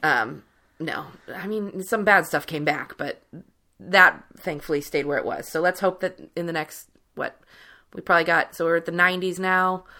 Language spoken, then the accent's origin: English; Cincinnati, Ohio, United States; growing up in Cincinnati, Weatherington, which is like beautiful mansion houses